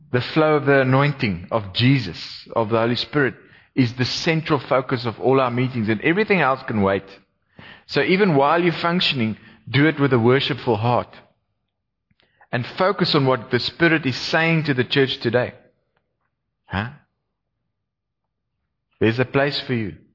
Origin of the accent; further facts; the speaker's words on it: Gauteng, South Africa; now in Cape Town, South Africa; I did my best to make them feel welcome in Cape Town. Because I was also from Gauteng. They used to call me a Vaalie. Took a few years for that to wear off.